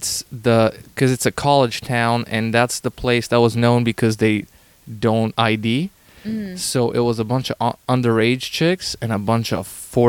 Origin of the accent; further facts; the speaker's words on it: Canada; because I'm Canadian